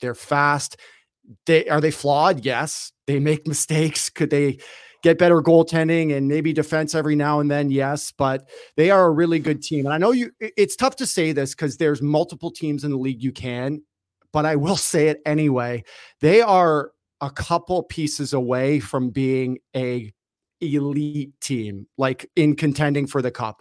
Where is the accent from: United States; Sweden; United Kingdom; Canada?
Canada; Toronto, Ontario; I grew up in Toronto